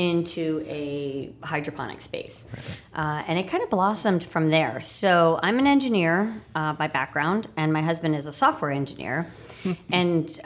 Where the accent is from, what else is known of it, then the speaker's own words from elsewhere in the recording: Pittsburgh, Pennsylvania, United States; moved away; I grew up actually in Pittsburgh, Pennsylvania